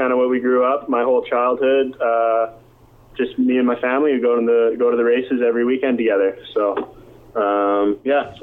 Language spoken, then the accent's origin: English; Abbotsford, British Columbia, Canada; I'm from Abbotsford, BC.